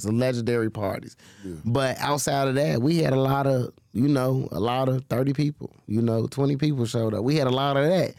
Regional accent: Chicago, Illinois, United States; I grew up in Humboldt Park. So... growing up over there, you know, that was a Hispanic community.

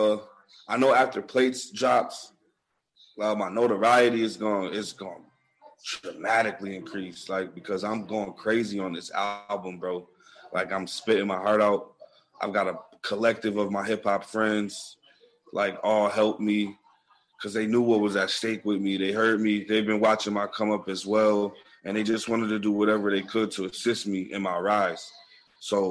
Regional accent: Buffalo, New York, United States; we're really from Buffalo, like east side of Buffalo

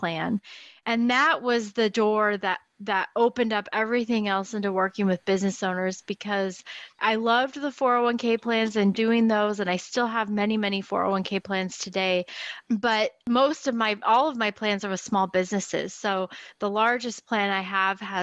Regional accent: Portland, Oregon, United States; I was born in Portland, Oregon, and I still live here

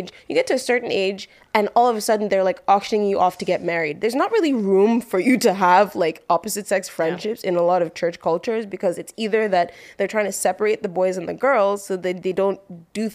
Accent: Lagos, Nigeria; I grew up in Lagos and then I went to boarding school for high school

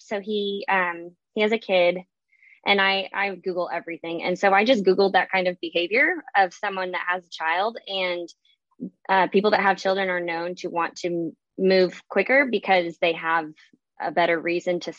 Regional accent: the South, United States; I'm from the South

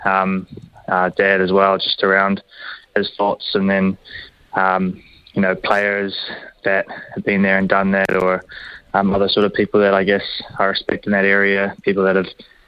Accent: Hamilton, Waikato, New Zealand; growing up, born here, and especially being at the Chiefs now

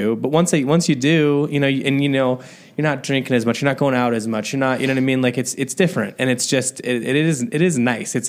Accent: rural Indiana, United States; moved away as an adult; also born or lived in Chicago; now in Los Angeles, United States; I went from rural Indiana to Chicago

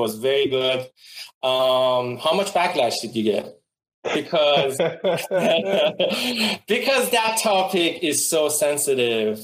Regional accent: Iran; moved away as an adult; also born or lived in Wisconsin / Bay Area; now in United States; I'm originally from Iran. I came to USA about 13 years

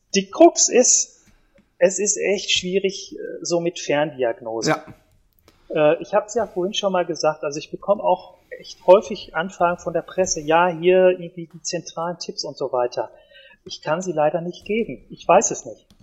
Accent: Ruhr area, North Rhine-Westphalia, Germany; bei uns im Ruhrpott

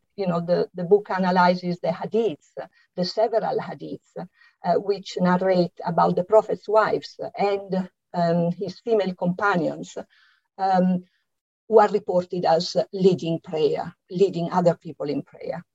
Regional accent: Italy; accent: Italian; English is a second language; now in London, United Kingdom; as you can hear from my slight accent, I'm Italian, and it is here that I lived uh, through the exciting 1970s

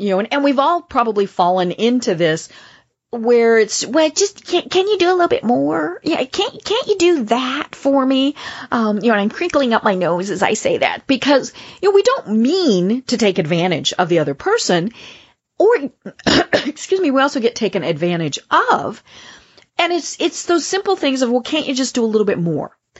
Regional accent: Colorado, United States; my home state

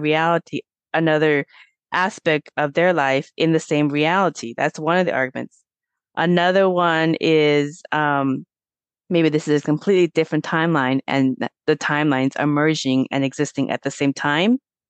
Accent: Auburn, Washington, United States; I grew up in Auburn, Washington

